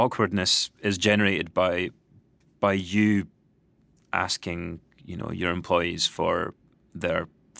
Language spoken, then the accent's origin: English; Fife, Scotland, United Kingdom; moved away; I'm from Scotland. Uh-huh. Yeah. To be more precise, I'm from Fife, which is about an hour north of Edinburgh.